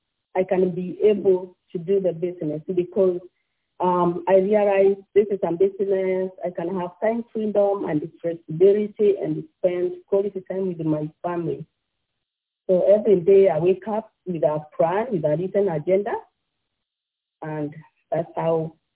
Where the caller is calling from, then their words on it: Ashburn, Virginia, United States; I'm calling from Ashburn, Virginia. I live here with my family.